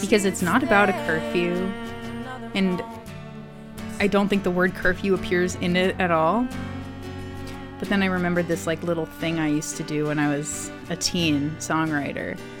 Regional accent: Hopkinton, Massachusetts, United States; I grew up in a um, suburb outside of Boston called Hopkinton

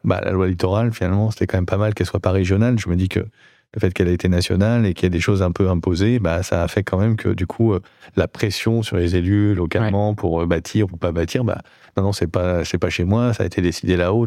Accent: Bordeaux, Nouvelle-Aquitaine, France; Je viens de Bordeaux

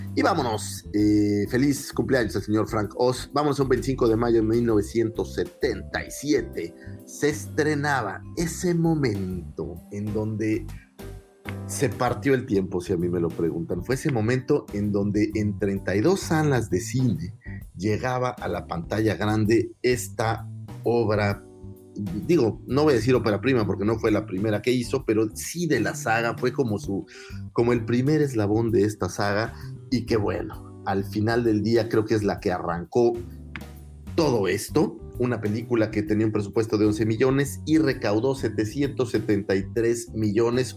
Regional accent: Cancún, Quintana Roo, Mexico; moved away; soy de Cancún

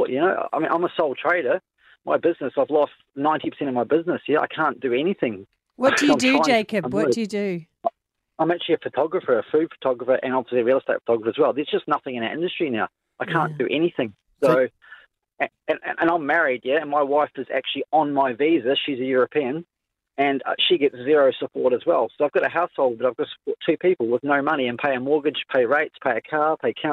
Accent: Australia; I'm an Aussie.

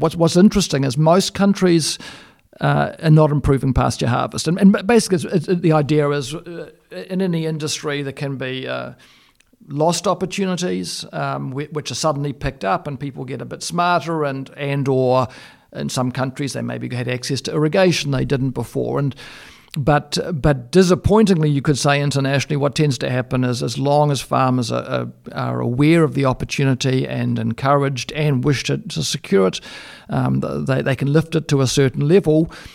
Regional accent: Australia; I come from Australia

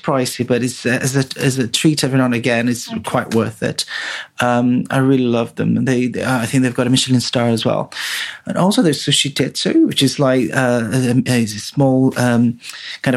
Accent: Brazil; moved away as an adult; now in London, United Kingdom; I was born in Brazil from Japanese and Italian parents

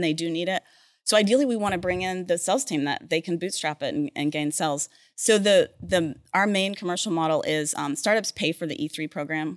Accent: Oklahoma City, Oklahoma, United States; moved away; also born or lived in Texas / Norman, Oklahoma / Edmond, Oklahoma; I grew up in Oklahoma and Texas

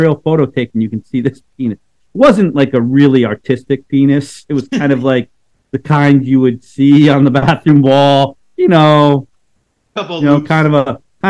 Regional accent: United States; I'm an American

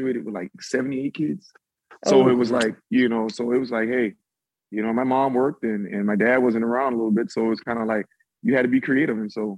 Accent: Florida, United States; I grew up in Florida

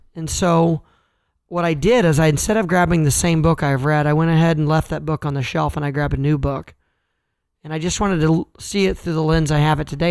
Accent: Kansas, United States; I'm from Kansas and I'm a farm kid.

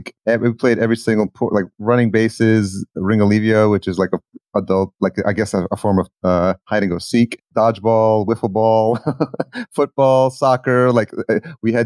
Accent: Yonkers, New York, United States; Yonkers where I grew up.

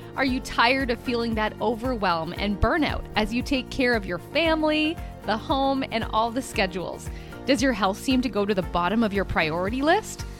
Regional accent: small hometown in Ontario, Canada; also born or lived in Timmins / Toronto; we were both from the same small hometown

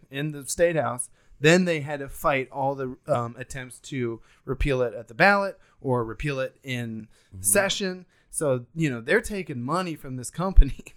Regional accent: Bexley, Ohio, United States; my hometown of Bexley

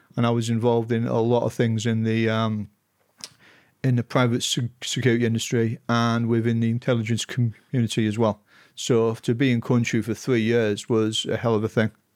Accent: Stockton-on-Tees, North East England, United Kingdom; I grew up in Stocking on Tees in half east of England.

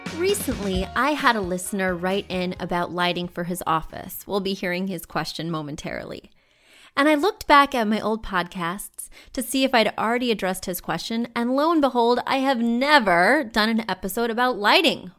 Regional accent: Missouri, United States; now in New York City, United States; Missouri, I'll just use my home state. When you go to Missouri, All the homes are low in the places I grew up

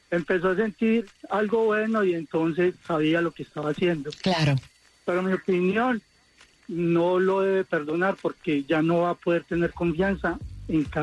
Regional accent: Medellín, Antioquia, Colombia

